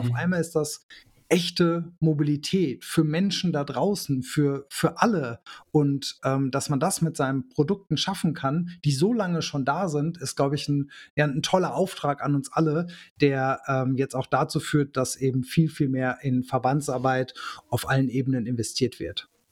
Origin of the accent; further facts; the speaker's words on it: Germany; bei uns in Deutschland